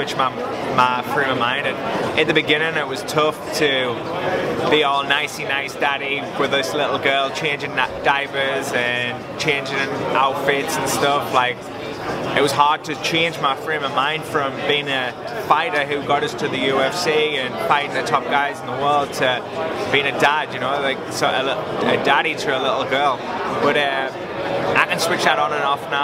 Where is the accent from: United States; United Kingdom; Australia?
United Kingdom; England; I'm from England